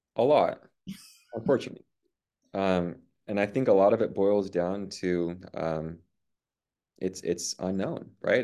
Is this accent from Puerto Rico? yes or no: yes; Puerto Rico; now in Cajon Valley, United States; I grew up in Puerto Rico